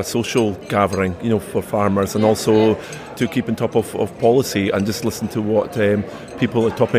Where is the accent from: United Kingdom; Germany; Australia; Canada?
United Kingdom; East Lothian, Scotland; I'm from East Lothian, not far away from Gifford. We're mixed farmers.